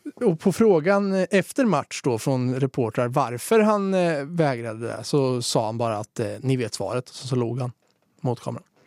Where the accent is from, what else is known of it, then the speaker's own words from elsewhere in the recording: Svärtinge, Östergötland, Sweden; där jag kommer ifrån, Svärtinge som det heter, som ja. ligger utanför Norrköping